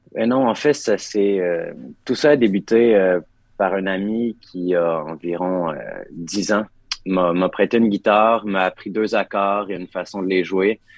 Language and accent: French; Quebec, Canada; l'endroit où j'ai grandi